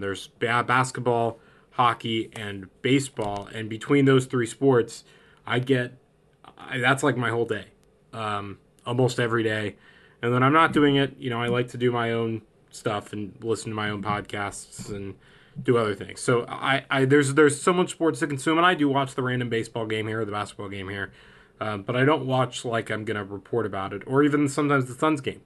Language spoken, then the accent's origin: English; Phoenix, Arizona, United States; I'm from Phoenix